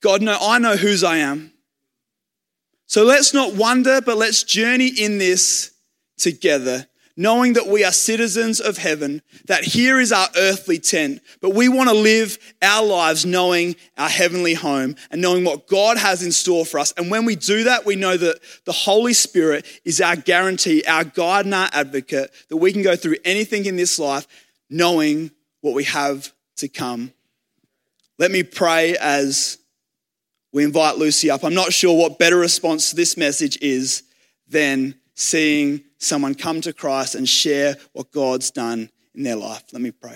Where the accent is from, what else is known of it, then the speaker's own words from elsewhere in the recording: Australia; I was happy to be an Aussie.